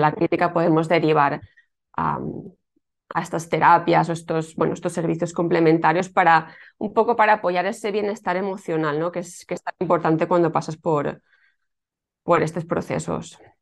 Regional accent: Alicante, Valencian Community, Spain; now in Tarragona, Spain; yo soy de Alicante, eh, aunque ahora por circunstancias de la vida vivo en un pueblecito

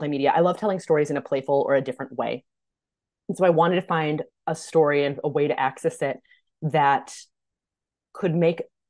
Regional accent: Minnesota, United States; I'm from Minnesota too

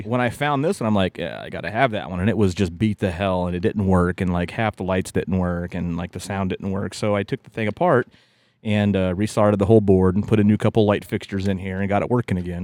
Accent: West Virginia, United States; growing up in West Virginia

